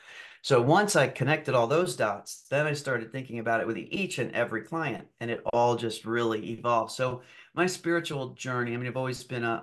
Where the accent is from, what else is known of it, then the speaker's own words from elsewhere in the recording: Germany; also born or lived in Argentina; I was raised overseas in Germany and then Argentina for a period of time.